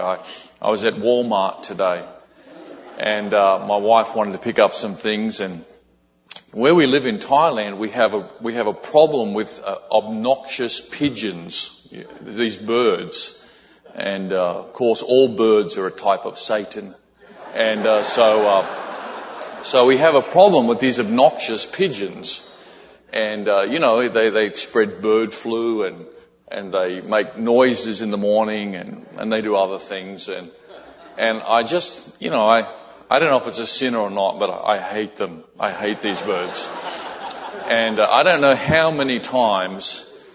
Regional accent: Australia; also born or lived in Brisbane, Australia; some folks from our church in Brisbane, Australia

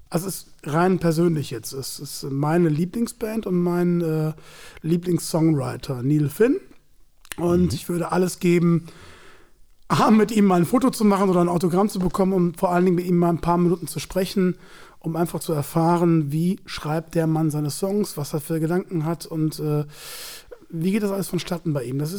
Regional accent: Cologne, North Rhine-Westphalia, Germany; Dann denke ich mir, du als Kölner solltest den kennen.

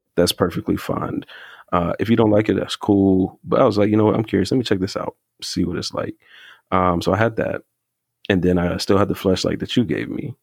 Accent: North Carolina, United States; I think I might have mentioned from the South, and I think I might have mentioned North Carolina, but I'm from North Carolina

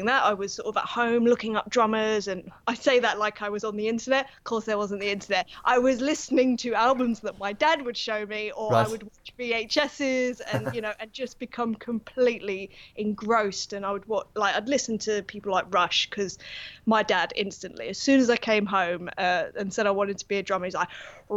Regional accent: London, United Kingdom; I'm from North London, yes. Basically, born and bred.

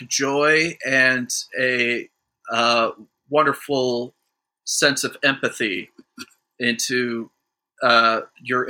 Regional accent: Toledo, Ohio, United States; We're both from the same – we both grew up in the same area

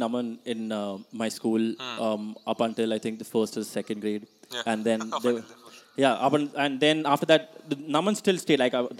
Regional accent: India; moved away as an adult; also born or lived in Langley, Canada; I'm an Indian.

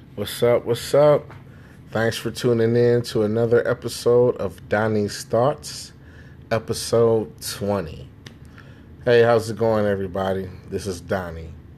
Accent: Chicago, Illinois, United States; also born or lived in Jamaica; now in Naperville, United States; I'm from Chicago

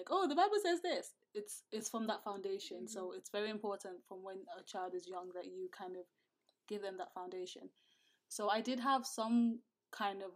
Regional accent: Nigeria; moved away; growing up as a Nigerian

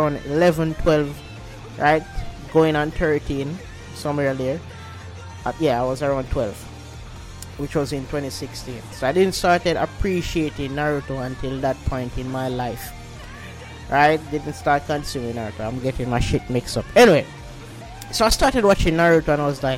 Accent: Jamaica; I'm Jamaican

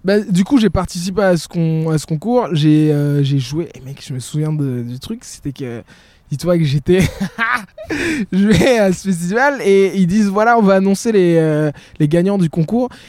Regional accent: Burundi; now in Brussels, Belgium; je suis burundais de nature et on est toujours très euh, pudique

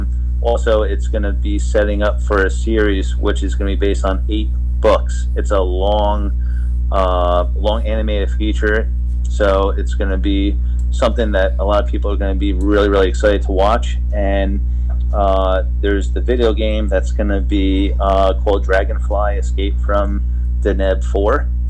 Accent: New Jersey, United States; now in Florida, United States; I was from New Jersey. I moved to Florida. So I had to take 2 years off because I had to settle into the new state.

